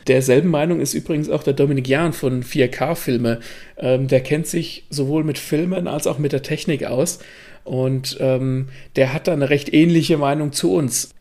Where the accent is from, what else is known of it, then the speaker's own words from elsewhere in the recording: Germany; bei uns in Deutschland